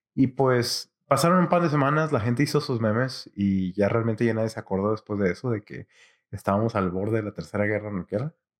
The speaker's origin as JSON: {"language": "Spanish", "town": "Monterrey", "region": "Nuevo León", "country": "Mexico", "tie": "born or raised there", "said": "mi ciudad natal de Monterrey"}